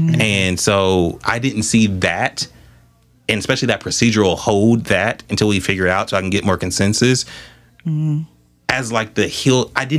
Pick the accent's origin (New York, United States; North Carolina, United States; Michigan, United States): Michigan, United States; Southfield; Because at the end of the day, like, I grew up in Southfield.